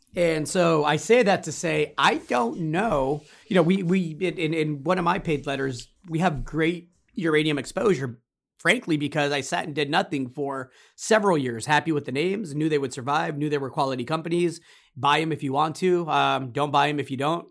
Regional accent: United States; me as an American, as a citizen

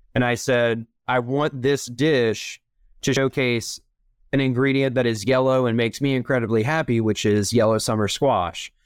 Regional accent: Charlotte, North Carolina, United States; I am originally from Charlotte, North Carolina, which is definitely the exception, not the rule. When I was born here

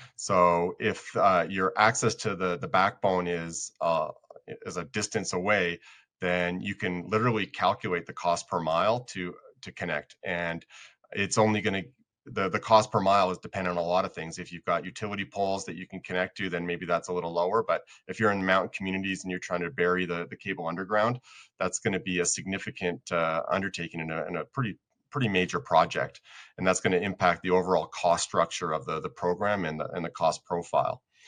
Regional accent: Colorado, United States; I'm from Colorado

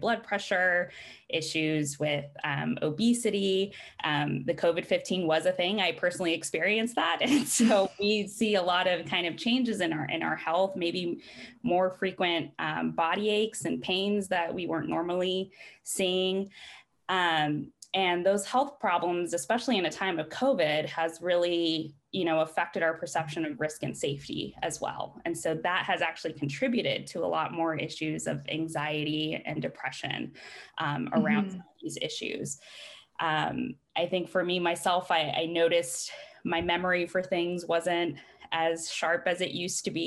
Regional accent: Riverside, California, United States; moved away as an adult; also born or lived in Midwest; now in Eugene, United States; I'm from Riverside, California. So shout out to the Inland Empire

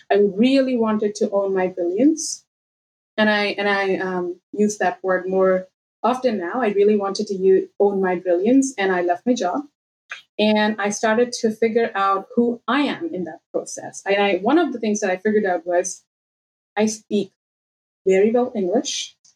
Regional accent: India; moved away as an adult; so I moved early 2016 out of India. I grew up in India. Uh, my dad was in a bank, work used to work in a bank, and used to move throughout the country every two years.

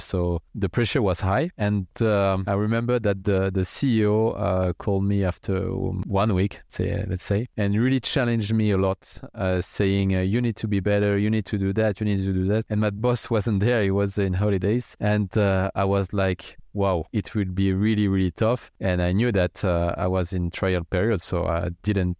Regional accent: near Strasbourg, Grand Est, France; I grew up in France, in the countryside, near a city called Strasbourg.

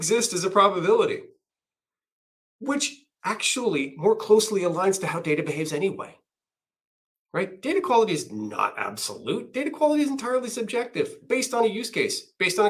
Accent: Canada; I'm Canadian

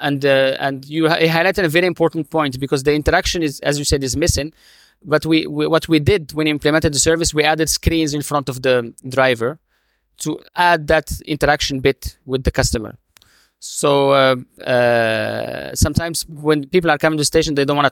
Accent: Morocco; now in United Arab Emirates; my home country. I'm originally from Morocco.

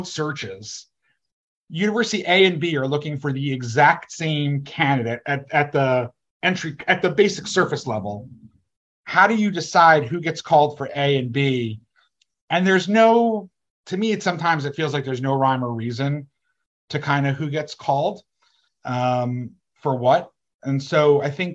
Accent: East Coast, United States; moved away as an adult; also born or lived in Washington, D.C. / Los Angeles; I was from the East Coast.

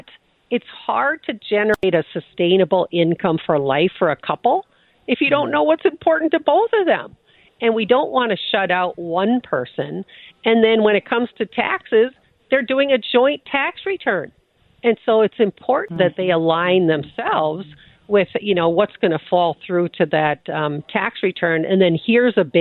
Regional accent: Midwest, United States; we're from the Midwest, Jackie, right? So people are very quiet about what their finances are like.

